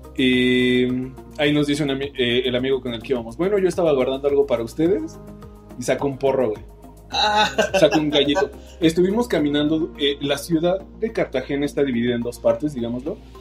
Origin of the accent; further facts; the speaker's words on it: Mexico; somos mexicanos